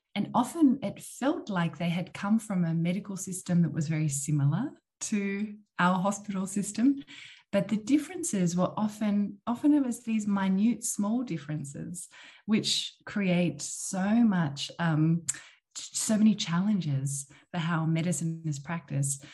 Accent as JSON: {"language": "English", "region": "Tasmania", "country": "Australia", "tie": "born or raised there", "moved": "as an adult", "lives_now": "Netherlands", "said": "I'm from Tasmania, which is the island almost Antarctica at the bottom of Australia. And that's where I grew up."}